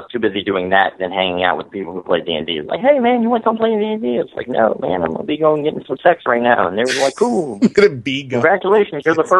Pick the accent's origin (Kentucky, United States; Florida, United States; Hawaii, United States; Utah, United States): Florida, United States; Well, you already know I'm from Florida.